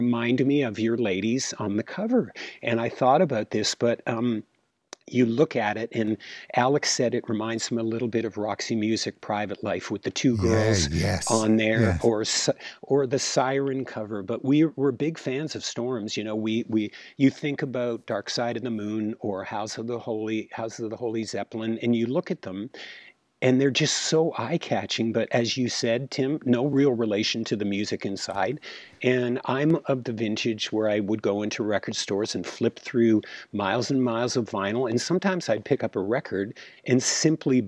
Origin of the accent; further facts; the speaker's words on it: Toronto, Ontario, Canada; growing up in Toronto, Canada